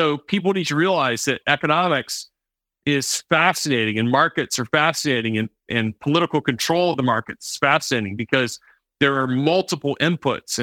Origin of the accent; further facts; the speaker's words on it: the American South, United States; I grew up in the American South